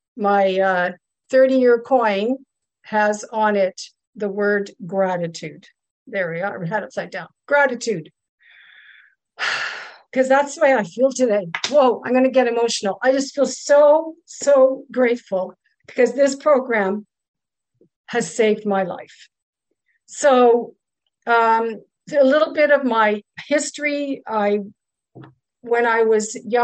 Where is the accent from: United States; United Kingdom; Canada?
Canada; Ottawa, Ontario; also born or lived in Kingston, Ontario / Germany; I'm from Ottawa, Ontario, Canada